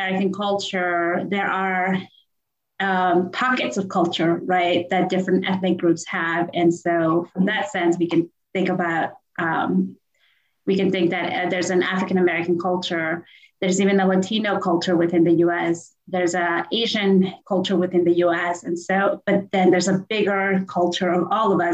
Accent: Peru; now in United States; I'm originally from Peru

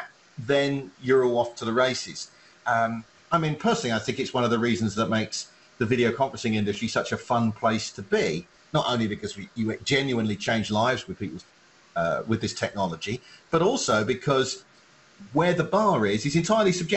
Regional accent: England, United Kingdom; now in United States; I, as an Englishman, grew up watching PAL television quality, European quality television in the UK, came to America

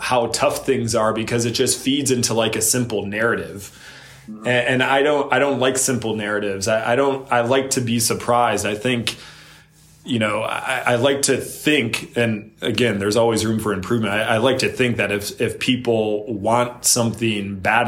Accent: Ann Arbor, Michigan, United States; moved away; I love Ann Arbor. I still go back 4 or 5 times a year. My parents are still there. My mom, Gretchen

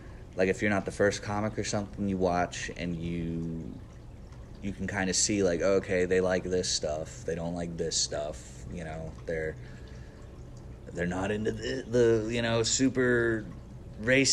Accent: Cushing, Oklahoma, United States; now in Tulsa, United States; I grew up in Cushing

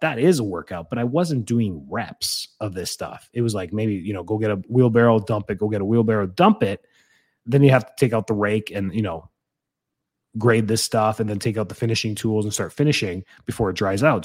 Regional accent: Calgary, Alberta, Canada; I grew up in Calgary.

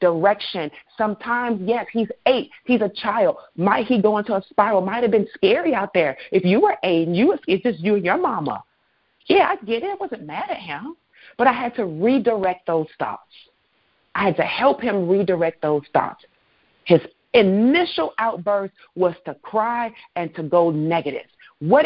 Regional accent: Chicago, Illinois, United States; I'm from Chicago

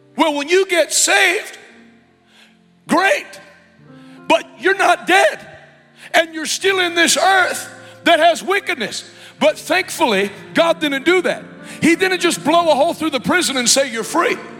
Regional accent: United States; I'm an American.

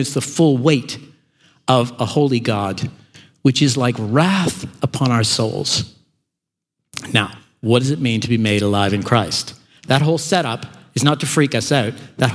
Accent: Canada; now in Melbourne, Australia; I grew up in Canada

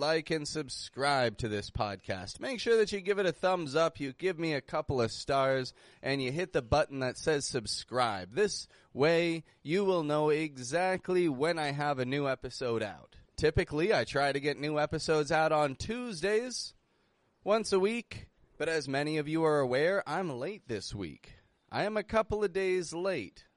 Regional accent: Toronto, Ontario, Canada; moved away as an adult; now in Mexico; I'm from Toronto. That's in Canada.

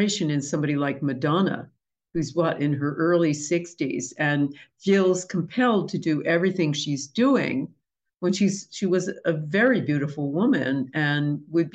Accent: United States; I'm American

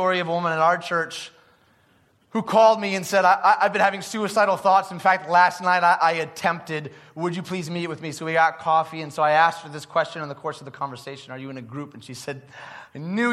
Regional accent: Detroit, Michigan, United States; growing up in Detroit

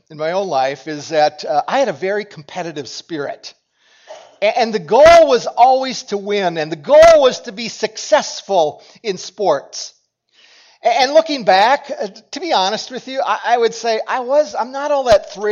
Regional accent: Cokato, Minnesota, United States; And, and for us, as I grew up in Cokato, and Dassel-Cokato was the school that merged in my senior year.

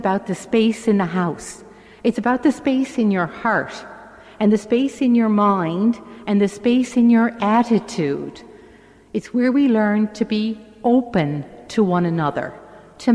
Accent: St. John's, Newfoundland and Labrador, Canada; I'm the oldest of eight, and I grew up in St. John's in a three-bedroom house

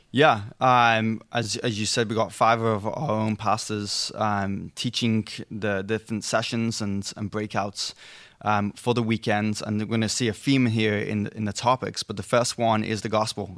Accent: England, United Kingdom; moved away; I'm English, not European.

